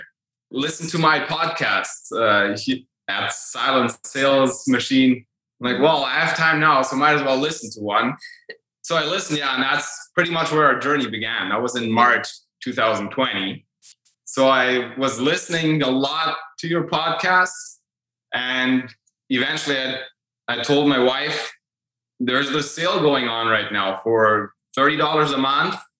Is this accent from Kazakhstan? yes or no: no; Manitoba, Canada; We're from Canada, by the way, just an hour north of the border, right in central Canada in Manitoba